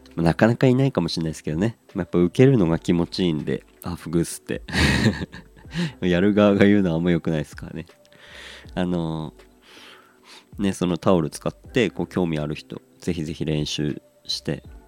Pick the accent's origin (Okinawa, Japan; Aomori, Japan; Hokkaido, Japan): Aomori, Japan; Hirosaki; moved away; 僕はまあ出身青森の中でも弘前ってところなんですけど